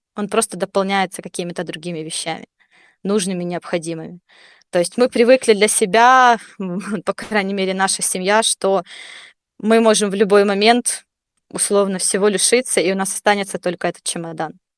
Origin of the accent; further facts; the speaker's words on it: Donetsk, Donetsk Oblast, Ukraine; moved away as an adult; Я сама из Донецка